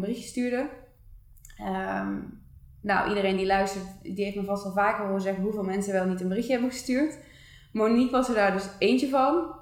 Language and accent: Dutch; Breda, North Brabant, Netherlands; moved away as an adult; also born or lived in Eindhoven; we komen alle twee uit Breda